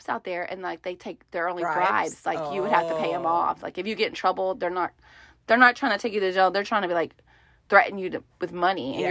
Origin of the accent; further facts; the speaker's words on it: United States; I'm American